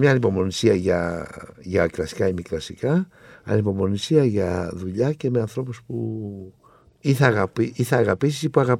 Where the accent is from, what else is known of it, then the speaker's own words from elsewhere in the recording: Thessaloniki, Central Macedonia, Greece; Εγώ λέω ότι είμαι Θεσσαλονίκη, αλλά η καταγωγή μου είναι από την Κρήτη.